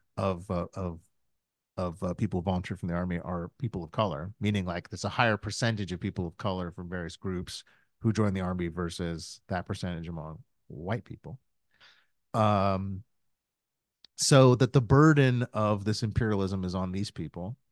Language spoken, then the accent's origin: English; United States; I'm still an American